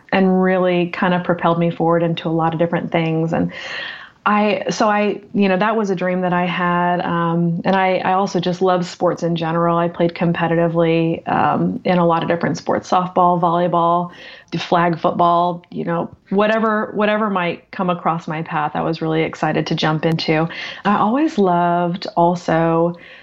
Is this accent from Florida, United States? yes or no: yes; Central Florida, United States; also born or lived in Boston area, Massachusetts; I grew up in Central Florida for the most part.